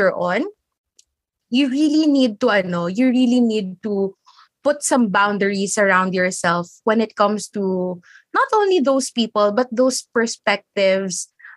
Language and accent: English; Philippines; I'm a Filipino